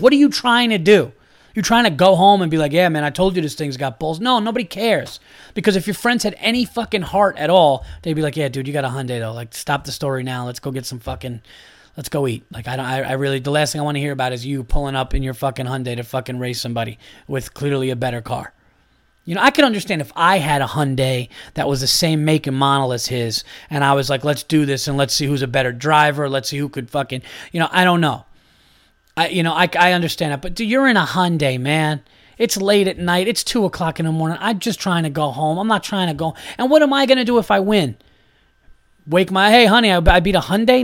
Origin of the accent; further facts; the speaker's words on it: New York, United States; I am from New York